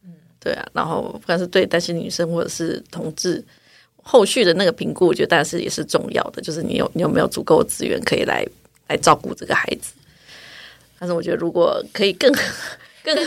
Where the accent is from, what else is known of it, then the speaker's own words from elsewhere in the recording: Taiwan; 我的台湾，我的孩子在台湾这边能够长大，真的非常幸运。